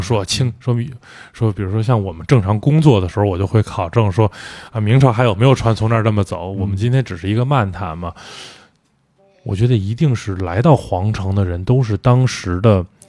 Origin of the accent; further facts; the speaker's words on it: northern China, China; now in Beijing, China; 我作为北方人